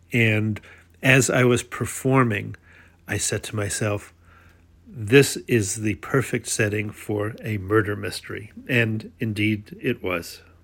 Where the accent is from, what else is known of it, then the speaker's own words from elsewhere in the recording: Long Island, New York, United States; a dear old friend named Myra Ross, who I grew up with on Long Island